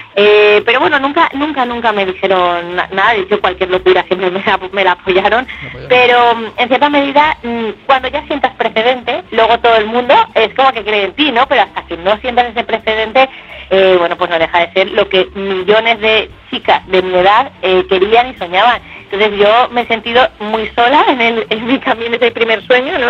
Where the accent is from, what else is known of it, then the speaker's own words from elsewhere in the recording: Valencia, Valencian Community, Spain; also born or lived in Barcelona; en mi tierra, en donde tengo mis raíces y mi familia, que es en Valencia